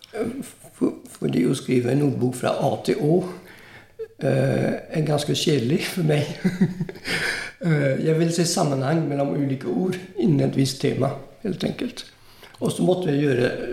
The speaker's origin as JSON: {"language": "Norwegian", "country": "Italy", "tie": "born or raised there", "second_language": "Norwegian", "moved": "yes", "lives_now": "Norway", "said": "Jeg vokste opp i Italia, men gikk på fransk skole."}